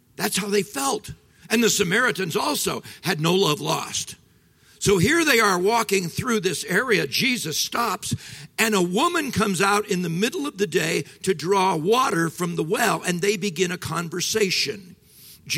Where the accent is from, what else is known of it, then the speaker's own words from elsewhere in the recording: Midwest, United States; I'm from the Midwest